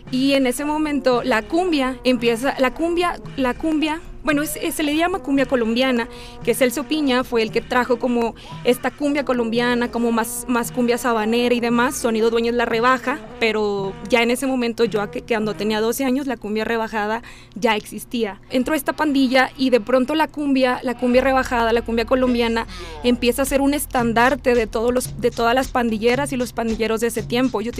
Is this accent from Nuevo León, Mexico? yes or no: yes; Monterrey, Nuevo León, Mexico; Bueno, yo soy de Monterrey.